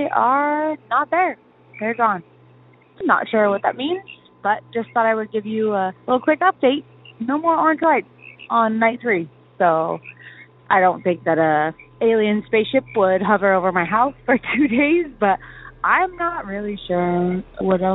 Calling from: Washington, United States; I'm calling from the Northwest, specifically Washington

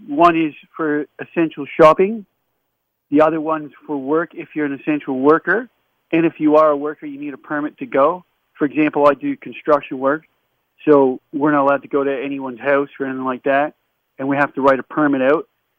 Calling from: Melbourne, Victoria, Australia; Victoria. From Melbourne.

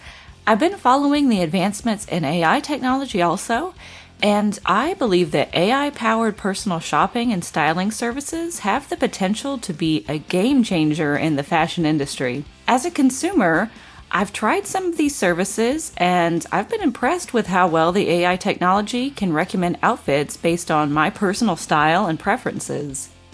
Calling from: Los Angeles, California, United States; I'm calling from Los Angeles.

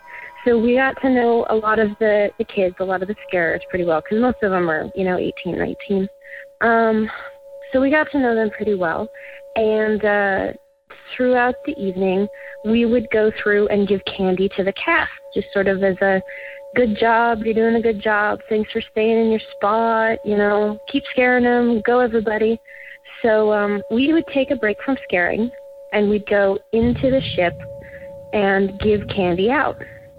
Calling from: Burbank, California, United States; I'm calling from Burbank, California.

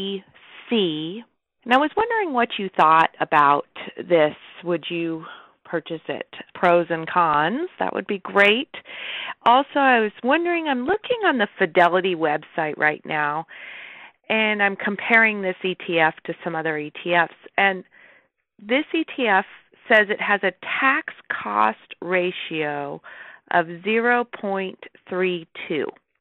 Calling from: California, United States; I'm calling from California.

